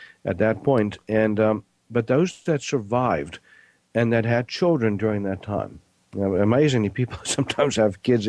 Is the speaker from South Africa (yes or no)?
yes; South Africa; I was born in South Africa, grew up there.